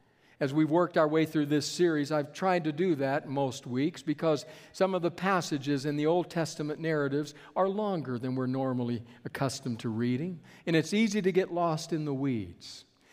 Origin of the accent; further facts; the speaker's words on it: Bogota, Colombia; born there; also born or lived in California / Texas; I was not born in Texas. I was born in Bogota, Colombia, in South America.